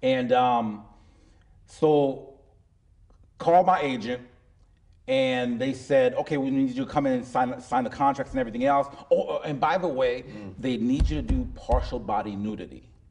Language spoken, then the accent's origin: English; Miami, Florida, United States; that's my hometown